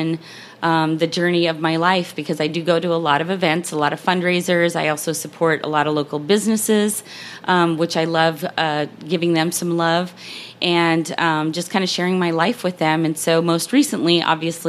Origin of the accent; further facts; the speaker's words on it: Montana, United States; now in Jacksonville, United States; I hail from Montana